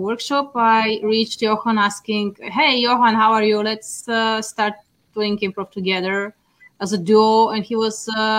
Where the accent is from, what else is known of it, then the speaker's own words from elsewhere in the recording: Bulgaria; English is a second language; moved away as an adult; now in Brussels, Belgium; Then I moved, because I'm originally from Bulgaria, I moved to Brussels with my family.